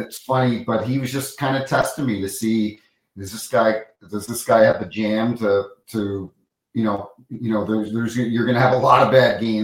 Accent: Hampton, New Brunswick, Canada; also born or lived in Toronto; In the town that I grew up in, small town, Hampton, New Brunswick, 1,500 people, no traffic

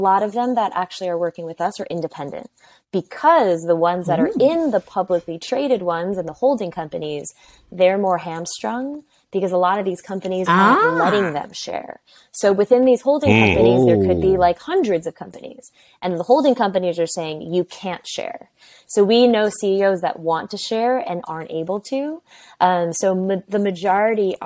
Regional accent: New York, United States; I'm first generation Chinese, born and raised in New York

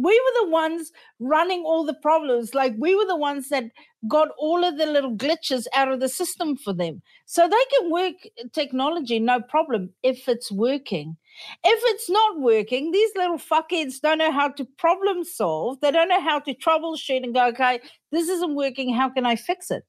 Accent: Australia; I'm from small town Australia.

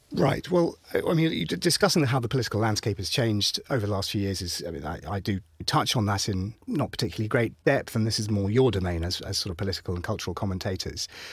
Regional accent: Ipswich, East of England, United Kingdom; I was raised in Ipswich.

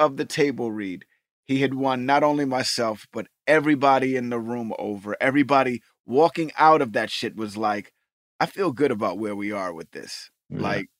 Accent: New York, United States; he grew up in Jersey and I grew up in New York, it's very close and similar, but we have kind of the same upbringing.

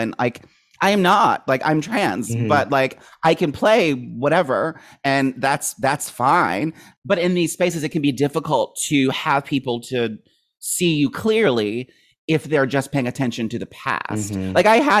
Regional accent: Maryland, United States; I grew up in Maryland.

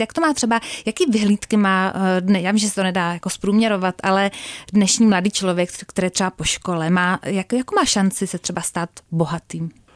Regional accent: Czechia; jako Češi

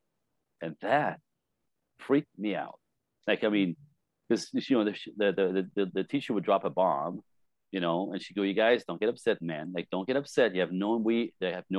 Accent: Montreal, Quebec, Canada; now in Los Angeles, United States; I was born French Canadian in Montreal, or outside Montreal, Quebec City, in a speaking French in a Catholic family. Five kids in a snowbank

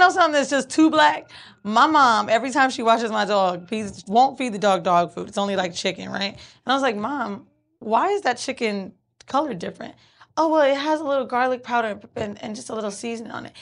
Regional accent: Orlando, Florida, United States; also born or lived in New York; now in Los Angeles, United States; Orlando's where I'm from

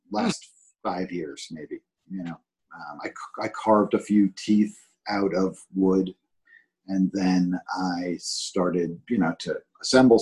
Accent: New York City, New York, United States; moved away; I grew up in New York City in the 70s

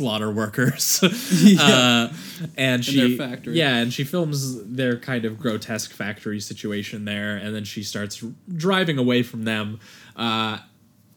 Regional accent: Canada; as Canadian

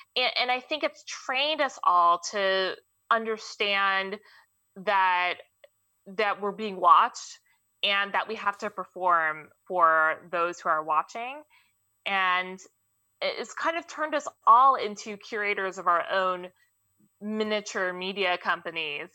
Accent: Mountain View, California, United States; also born or lived in Fremont, California; I grew up here, which is the crazy part. I went to Mountain View High School. Uh, I was born in Fremont

